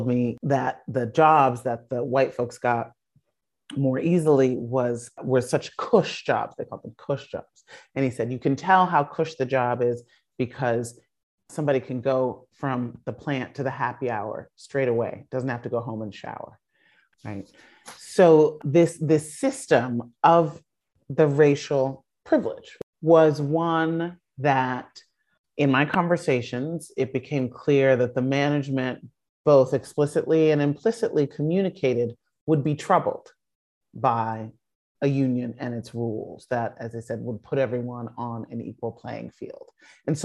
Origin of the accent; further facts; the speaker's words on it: Chicago, Illinois, United States; I grew up in Chicago in the industrial Midwest